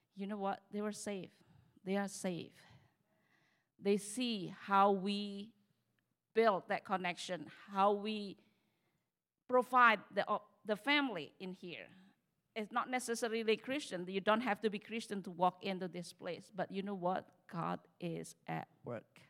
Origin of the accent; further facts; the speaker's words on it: Indonesia; moved away; also born or lived in Texas